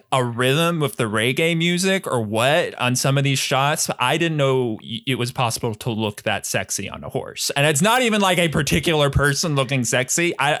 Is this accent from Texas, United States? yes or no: yes; Texas, United States; I'm from Texas